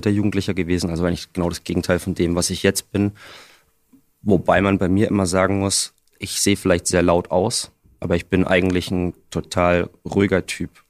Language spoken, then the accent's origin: German; Bavaria, Germany; Na gut, also ich bin äh, direkt am Wald aufgewachsen, äh, in einem relativ kleinen Kuhkaff irgendwo in Bayern.